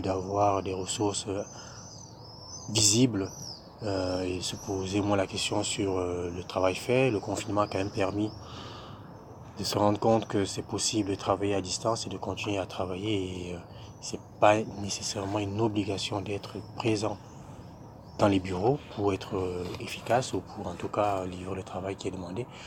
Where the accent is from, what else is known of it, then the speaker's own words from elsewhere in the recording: Cameroon; moved away as an adult; now in France; je viens du Cameroun, j'ai étudié au Cameroun euh, pendant une bonne vingtaine d'années